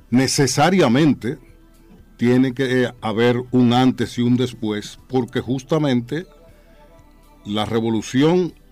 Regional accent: Santo Domingo, Distrito Nacional, Dominican Republic; yo no solamente nací en San Carlos, yo nací en las cinco esquinas. Abreu número 57

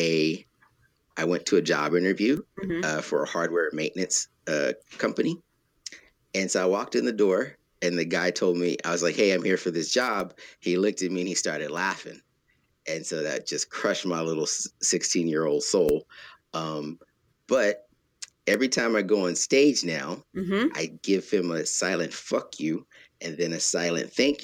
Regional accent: Texas, United States; moved away; I'm from Texas

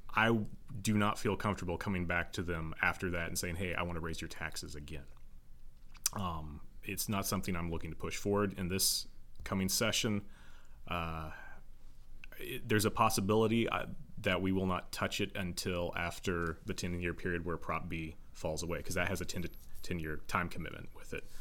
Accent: Joplin, Missouri, United States; also born or lived in Carl Junction / Pittsburg, Kansas; I was born in Joplin at Oak Hill Hospital. Um, lived here the first fifteen years of my life

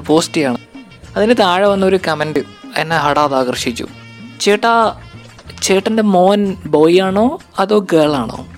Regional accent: Kerala, India; ഞാൻ മലയാളിയാണല്ലോ എനിക്കത് കാണണം

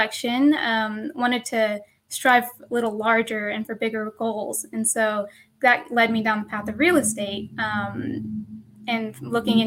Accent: Sweetwater, Texas, United States; now in Dallas, United States; my hometown of Sweetwater, Texas

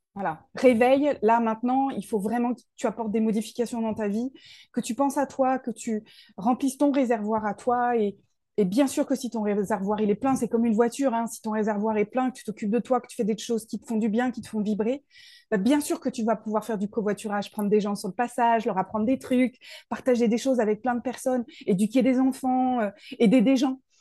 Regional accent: Paris region, Île-de-France, France; moved away as an adult; now in Toulouse, France; je viens de Paris. je suis née en région parisienne, j'ai grandi là-bas

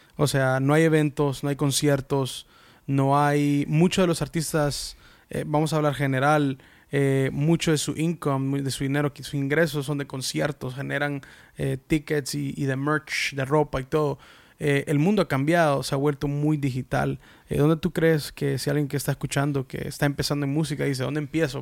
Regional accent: United States; yo soy salvadoreño, de padres salvadoreños, nacido en Estados Unidos

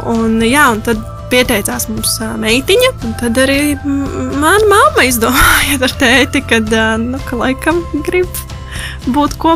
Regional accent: Latgale, Latvia; Es tā Norvēģijā dzīvojot, iepazinos ar latviešu puisi. Es no Latgales, viņš no Kurzemes.

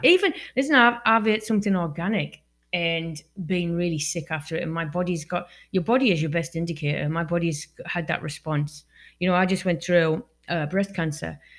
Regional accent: Newton Aycliffe, North East England, United Kingdom; moved away; I'm from England, right? And um, where I live in this town called Newton Aycliffe

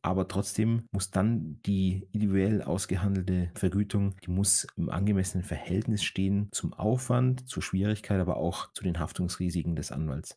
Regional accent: Germany; bei uns in Deutschland

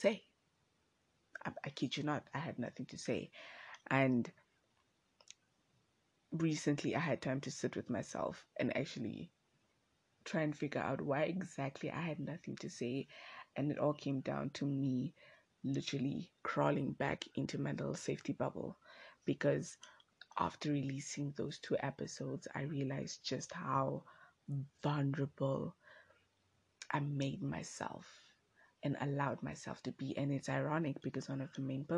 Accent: Windhoek, Khomas, Namibia; I am from Windhoek

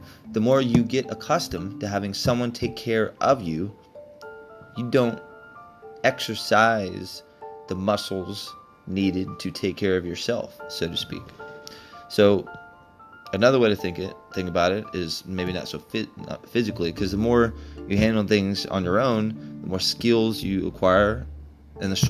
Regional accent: Texas, United States; I grew up in Texas

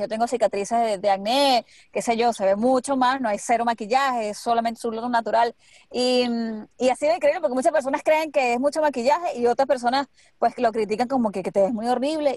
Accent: Maracay, Aragua, Venezuela; moved away as an adult; now in United States; cuando yo recién llegué aquí, era difícil conseguirme gente de Maracay

